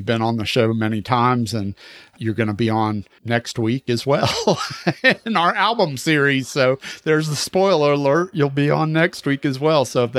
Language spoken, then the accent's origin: English; New York, United States; Well, and if you think about it, I mean, growing up in New York in the 70s, late 60s and the 70s, when punk was starting to make its way to New York